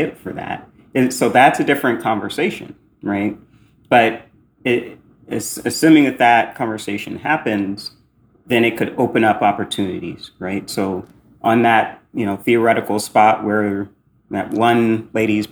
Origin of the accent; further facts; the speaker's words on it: Indianapolis, Indiana, United States; moved away as an adult; also born or lived in New York City; I grew up in Indianapolis, Hoosier